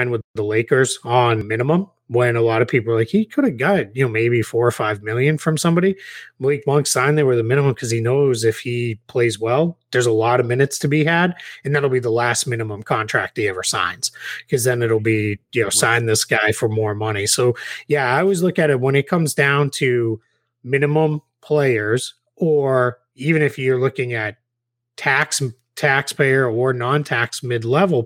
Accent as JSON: {"language": "English", "town": "Bridgewater", "region": "Massachusetts", "country": "United States", "tie": "born or raised there", "moved": "as an adult", "said": "My hometown of Bridgewater"}